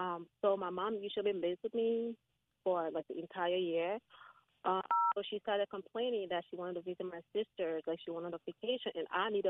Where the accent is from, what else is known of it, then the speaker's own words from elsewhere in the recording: Liberia; moved away; I'm from Liberia, West Africa.